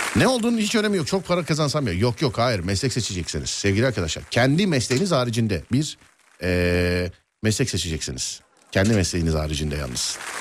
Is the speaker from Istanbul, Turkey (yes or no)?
yes; Nişantaşı, Istanbul, Turkey; Nişantaşı derken benim Mahallesinde top oynadığım sokaklara